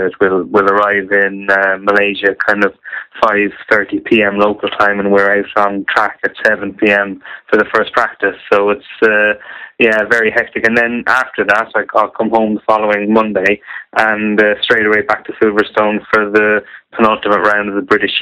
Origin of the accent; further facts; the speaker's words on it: Ireland; now in Northamptonshire, United Kingdom; I'm Irish, but I reside in Northamptonshire